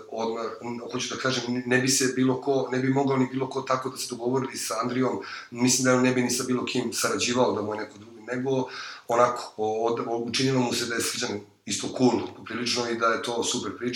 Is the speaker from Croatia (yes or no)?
no; Belgrade, Serbia; mi smo inače sa Voždovca, tamo smo rođeni